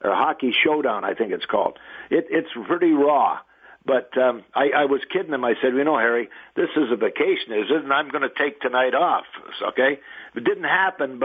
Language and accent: English; Sarnia, Ontario, Canada; a kid growing up in Sarnia